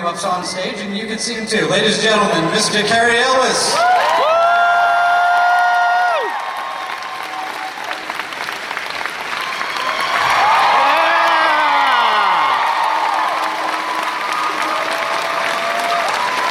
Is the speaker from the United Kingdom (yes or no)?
yes; England, United Kingdom; I grew up in England